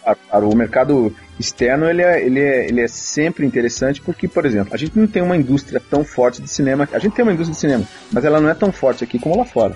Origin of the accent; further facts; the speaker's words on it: interior of São Paulo, Brazil; now in São Paulo, Brazil; Eu sou do interior de São Paulo